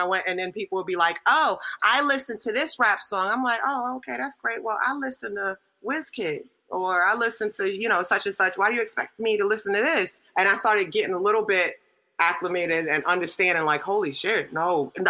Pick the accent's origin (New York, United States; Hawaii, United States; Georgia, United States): New York, United States; New York City; Even though I was growing up in Ebbetsfield, Brooklyn.